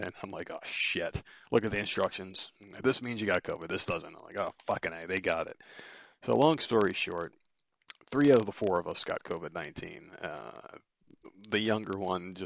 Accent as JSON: {"language": "English", "region": "Northeast", "country": "United States", "tie": "born or raised there", "moved": "yes", "said": "growing up in the Northeast, where you get some pretty harsh winters"}